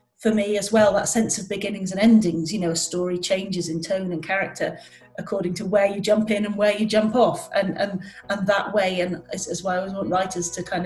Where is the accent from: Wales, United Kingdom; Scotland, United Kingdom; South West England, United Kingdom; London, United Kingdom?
Wales, United Kingdom; North; moved away; I come from North Wales, and, you know, everywhere felt a very long way away where I started out